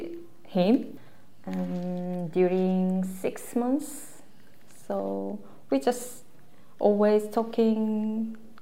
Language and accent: English; Seoul, South Korea; English is a second language; I'm from Korea in Seoul.